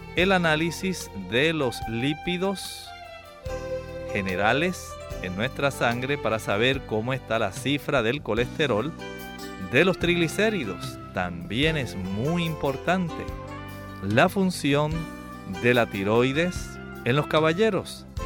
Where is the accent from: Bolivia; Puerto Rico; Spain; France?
Puerto Rico; en el oeste de nuestra isla